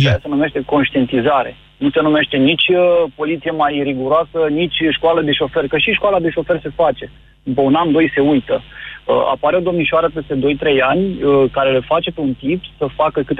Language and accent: Romanian; Timișoara, Timiș County, Romania; În momentul de față, la Timișoara, eu sunt din Timișoara